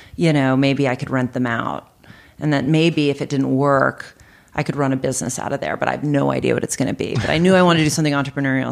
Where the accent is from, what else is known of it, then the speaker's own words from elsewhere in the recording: Boston, Massachusetts, United States; now in Arizona, United States; I'm from Boston